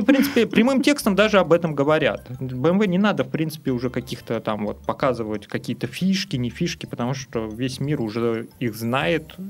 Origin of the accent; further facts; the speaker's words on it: Russia; also born or lived in Saint Petersburg; Мы просто люди из России